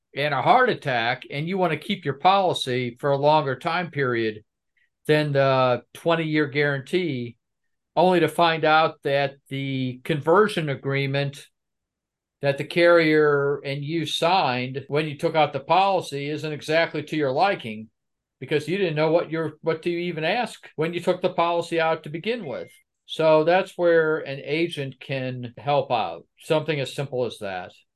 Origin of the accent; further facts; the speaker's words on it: United States; I'm American